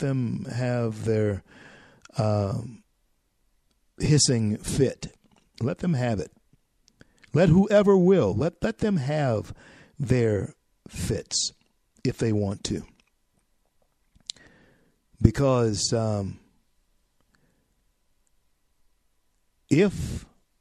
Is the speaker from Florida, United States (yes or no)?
no; Louisiana, United States; now in Colorado, United States; in my home state of Louisiana, even though I'm here in Colorado now